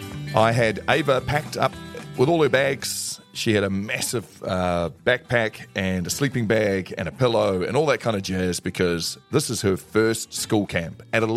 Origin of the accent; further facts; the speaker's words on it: New Zealand; I grew up in the country